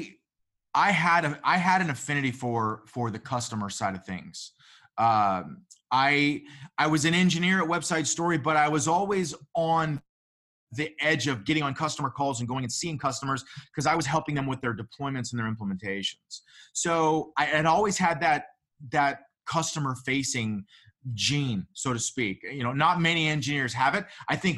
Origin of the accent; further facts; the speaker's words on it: San Diego, California, United States; I'm from San Diego.